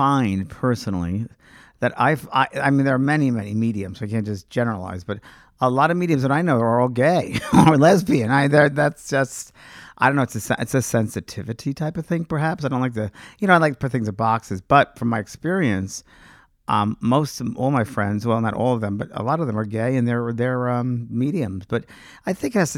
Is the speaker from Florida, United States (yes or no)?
no; New York, United States; moved away as an adult; also born or lived in Los Angeles; I was from New York, cynical New Yorker